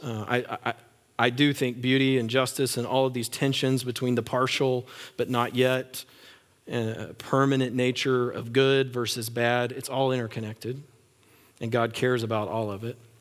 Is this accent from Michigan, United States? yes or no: no; West Texas, United States; I grew up in West Texas